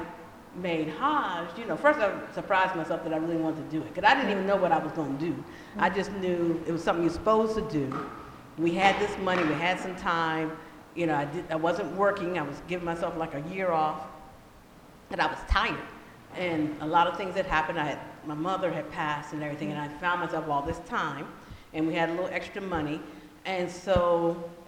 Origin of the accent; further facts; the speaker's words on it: Denver, Colorado, United States; now in Los Angeles, United States; I was from Denver